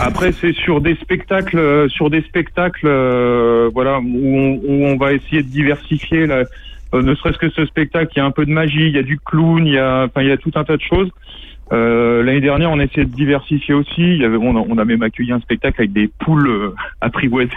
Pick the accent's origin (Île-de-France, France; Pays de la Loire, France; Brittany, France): Pays de la Loire, France; Angers; moved away; je suis d'Angers à la base. je suis angevin